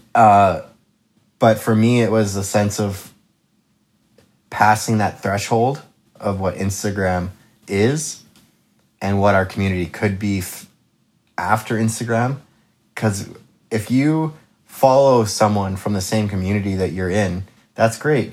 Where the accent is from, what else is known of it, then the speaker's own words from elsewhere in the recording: Kelowna, British Columbia, Canada; I am born and raised Kelowna